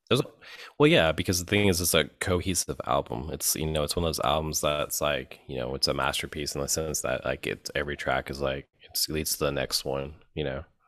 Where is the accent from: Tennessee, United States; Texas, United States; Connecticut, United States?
Tennessee, United States; Memphis; moved away as an adult; now in New Orleans, United States; we grew up in Memphis.